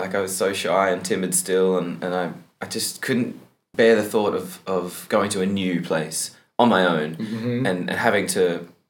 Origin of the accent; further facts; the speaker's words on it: Bowenville, Queensland, Australia; moved away; I'm from a little town called Bowenville in Queensland, Australia. So it's about 3 hours west of Brisbane.